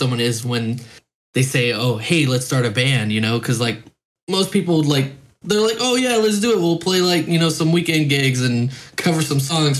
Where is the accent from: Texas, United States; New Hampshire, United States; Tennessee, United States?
Texas, United States; Temple; also born or lived in Dallas, Texas; Texas, born and raised. I was born in Dallas, but I was raised in Temple, Texas